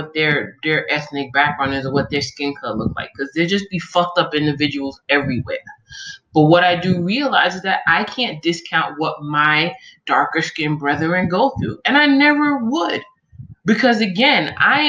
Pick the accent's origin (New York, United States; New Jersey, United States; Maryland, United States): New York, United States; moved away; also born or lived in Omaha / California; all the years I grew up in New York